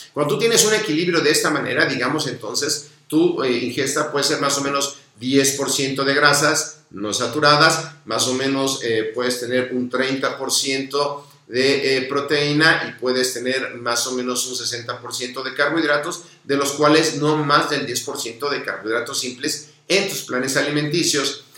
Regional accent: Mexico

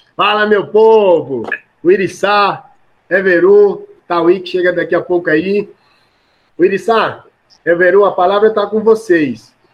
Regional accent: Alagoas, Brazil; eu também sou de Alagoas

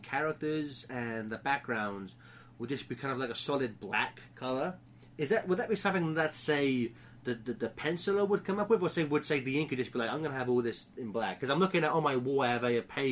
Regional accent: England, United Kingdom; I'm English

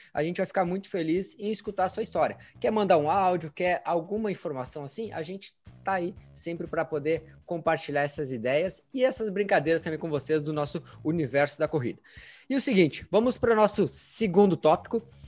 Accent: Santa Maria, Rio Grande do Sul, Brazil; nós aqui somos interior do Rio Grande do Sul, Santa Maria

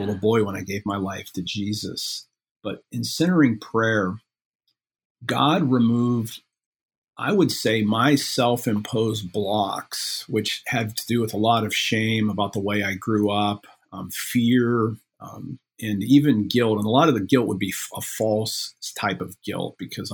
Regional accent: Midwest, United States; I'm from the Midwest

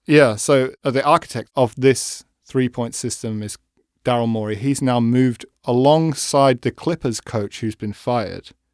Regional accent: England, United Kingdom; I'm English

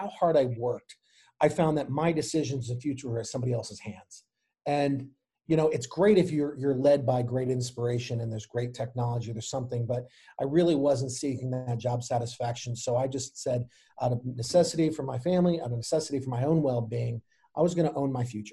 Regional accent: Chicago, Illinois, United States; moved away as an adult; now in Anne Arundel County, United States; I myself am not from Maryland originally. I'm from Chicago

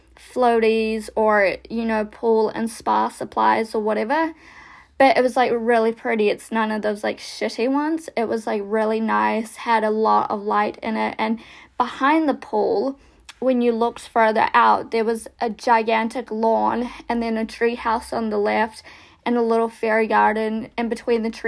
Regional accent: New Zealand; accent: American, Kiwi; also born or lived in Russia; after being adopted, I came to New Zealand

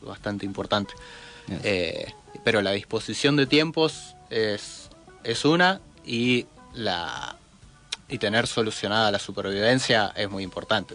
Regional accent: Zapala, Neuquén, Argentina; also born or lived in Ecuador; yo nací en Zapala

